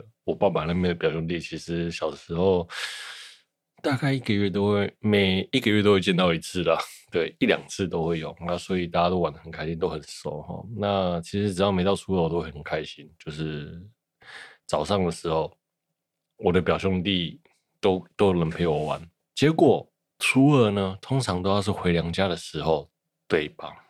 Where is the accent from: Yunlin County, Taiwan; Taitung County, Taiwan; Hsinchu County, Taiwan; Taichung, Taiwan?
Yunlin County, Taiwan; Shuilin; 就是我小时候在乡下都没有人嘛，那我就常常去打电动，因为我乡下在云林的云林县水林乡海埔村，那海埔村呢叫做海埔寮